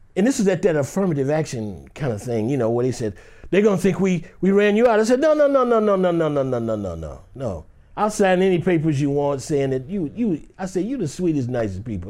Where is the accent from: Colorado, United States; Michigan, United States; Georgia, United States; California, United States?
Michigan, United States; Detroit; I grew up in Detroit, Michigan.